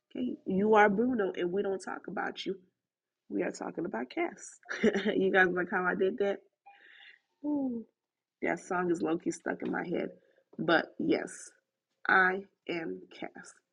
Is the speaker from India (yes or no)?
no; Haiti; accent: Haitian; my accent, the combination of my Haitian accent with my Southern accent, in the Americanness of me